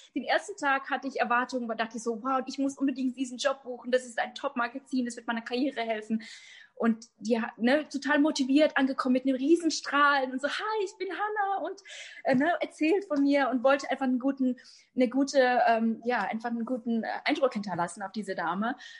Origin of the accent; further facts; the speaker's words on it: Germany; ich bin Deutsch, aus Deutschland, ne? tschechische Wurzeln aus Deutschland